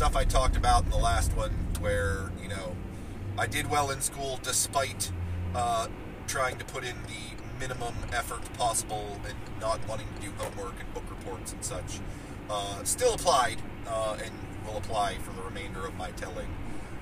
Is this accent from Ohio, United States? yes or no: yes; Martins Ferry, Ohio, United States; My hometown of Martins Ferry, Ohio, is not exactly a sprawling metropolis